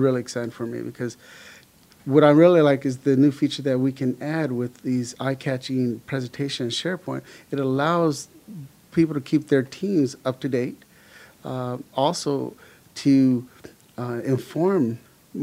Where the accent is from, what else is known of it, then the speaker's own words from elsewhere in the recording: Los Angeles, California, United States; also born or lived in El Paso, Texas; I was born in El Paso, Texas, but I grew up in Los Angeles. We moved when I was about 5.5 years old and pretty much grew up in Los Angeles, Southern California